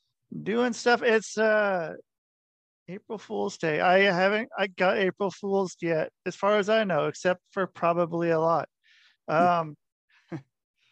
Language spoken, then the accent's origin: English; Oregon, United States; moved away; also born or lived in Idaho / Michigan / Minnesota / Utah; I grew up in Oregon